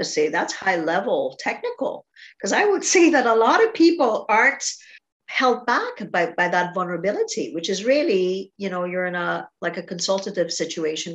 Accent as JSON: {"language": "English", "country": "Trinidad & Tobago", "tie": "born or raised there", "moved": "as an adult", "said": "I'm Trinidadian, so I grew up with a different culture until I was 17. Then I moved here"}